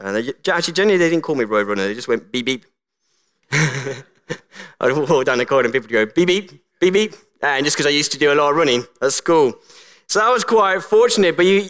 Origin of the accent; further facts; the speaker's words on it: Colombia; born there; I was called Colombia. And for those who don't know, I was born in the Republic of Colombia.